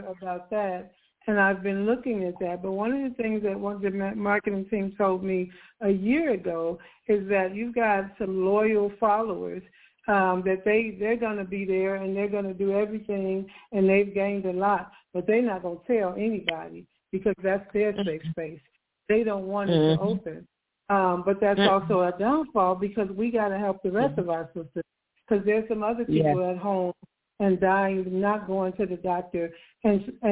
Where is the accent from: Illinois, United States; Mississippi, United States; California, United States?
Illinois, United States; Chicago; moved away as an adult; also born or lived in Georgia; now in Atlanta, United States; I'm not from Atlanta. I'm from Chicago.